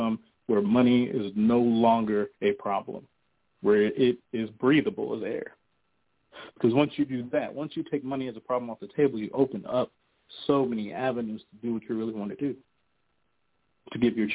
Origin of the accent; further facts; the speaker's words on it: North New Jersey, United States; I'm from North New Jersey